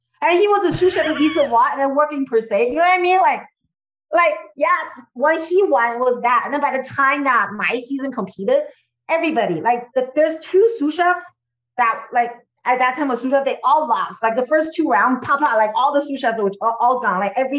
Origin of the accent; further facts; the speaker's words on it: California, United States; because I came from the Silicon Valley